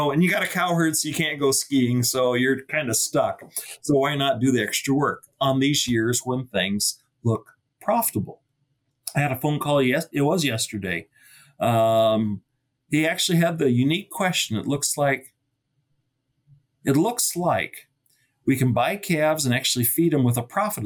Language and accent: English; Iowa, United States; now in North Dakota, United States; Where I grew up in Iowa, predictability was pretty good